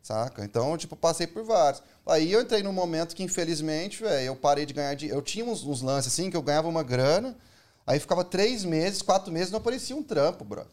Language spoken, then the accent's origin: Portuguese; Minas Gerais, Brazil; moved away as an adult; now in São Paulo, Brazil; eu sou de Minas